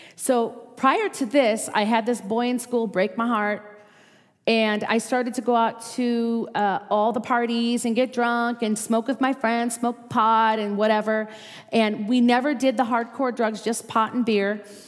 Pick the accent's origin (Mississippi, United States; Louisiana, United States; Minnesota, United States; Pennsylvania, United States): Minnesota, United States; accent: Minnesota; moved away as an adult; now in Las Vegas, United States; I was raised in Minnesota